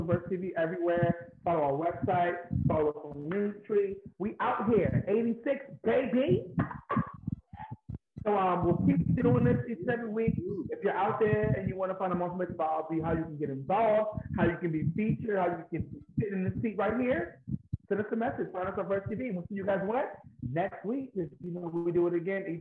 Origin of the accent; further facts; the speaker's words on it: New York City, New York, United States; also born or lived in the Bronx; now in New York City, United States; I'm from Harlem, but I live in the Bronx now